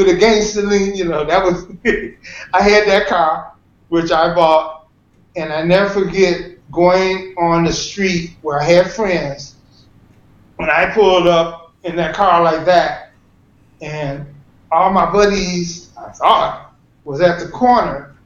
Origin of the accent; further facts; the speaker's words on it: Detroit, Michigan, United States; I was from Detroit